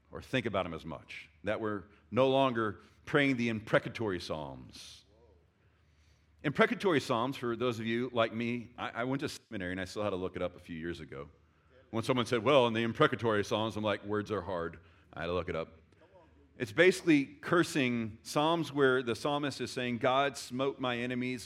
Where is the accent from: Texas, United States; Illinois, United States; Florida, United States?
Texas, United States; I love being a Texan